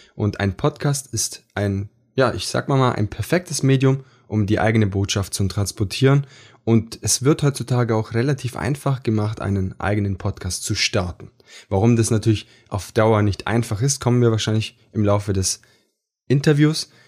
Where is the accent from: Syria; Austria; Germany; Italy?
Italy; Ich bin Italiener